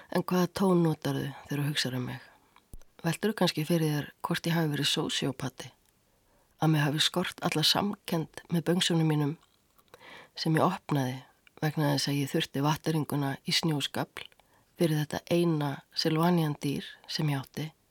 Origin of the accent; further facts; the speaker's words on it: Reykjavík, Capital Region, Iceland; Ég ólst upp í Eurabriðaldi á nýjunda áratug.